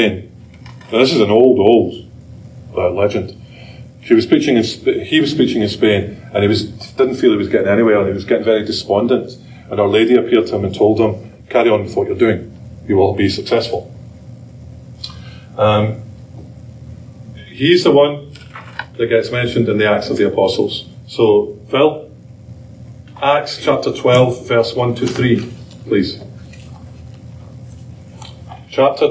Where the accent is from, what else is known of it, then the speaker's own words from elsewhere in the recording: Scotland, United Kingdom; moved away; I'm Scottish. I'm not Irish.